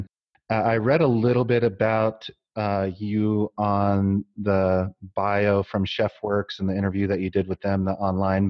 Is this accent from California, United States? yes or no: yes; Long Beach, California, United States; now in Salt Lake City, United States; I grew up in Long Beach